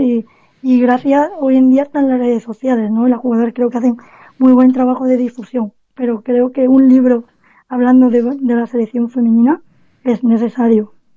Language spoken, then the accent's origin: Spanish; Cádiz, Andalusia, Spain; nací, nací en Cádiz